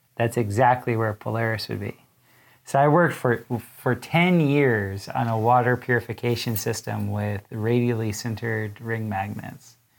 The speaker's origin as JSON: {"language": "English", "region": "South Florida", "country": "United States", "tie": "born or raised there", "said": "as a kid, I mapped hurricanes with my father growing up in South Florida"}